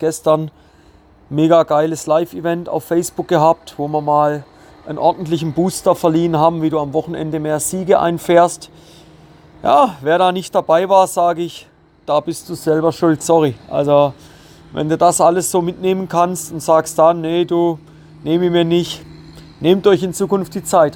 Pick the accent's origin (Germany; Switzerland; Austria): Switzerland; bei uns in der Schweiz